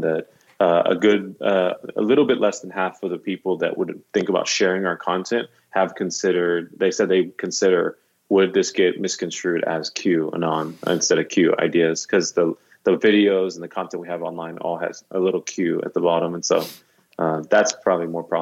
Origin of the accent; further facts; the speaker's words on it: Dallas, Texas, United States; moved away as an adult; also born or lived in South Africa / Mexico; now in Nashville, United States; I grew up in Dallas